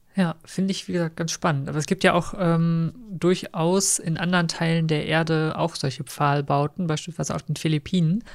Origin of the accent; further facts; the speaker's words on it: Münster, North Rhine-Westphalia, Germany; wir kommen ja aus Münster